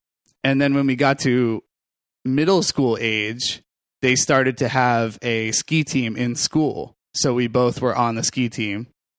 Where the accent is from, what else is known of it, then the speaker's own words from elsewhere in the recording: Falmouth, Maine, United States; moved away as an adult; also born or lived in Greenwich, Connecticut; now in New York, United States; I'm from Maine.